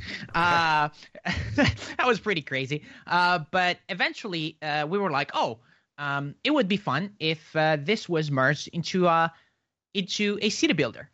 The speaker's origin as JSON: {"language": "English", "country": "Italy", "said": "now my country's in, is in lockdown. I'm from Italy."}